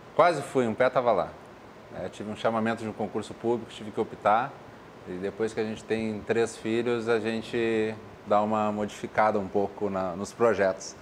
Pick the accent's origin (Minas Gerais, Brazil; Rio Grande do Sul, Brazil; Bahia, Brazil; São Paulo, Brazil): Rio Grande do Sul, Brazil; Porto Alegre; Eu nasci no Grupo Hospitalar Conceição e 38 anos depois me tornei servidor do Grupo Hospitalar Conceição